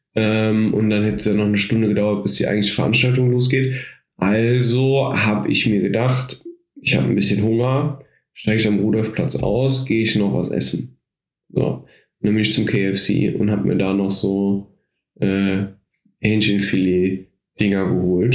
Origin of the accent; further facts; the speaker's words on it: Cologne, North Rhine-Westphalia, Germany; als Kölner